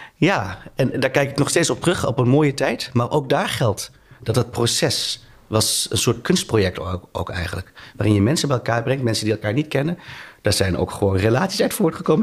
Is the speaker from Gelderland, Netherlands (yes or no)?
yes; Tiel, Gelderland, Netherlands; moved away as an adult; now in Rotterdam, Netherlands; ik ben opgegroeid in Tiel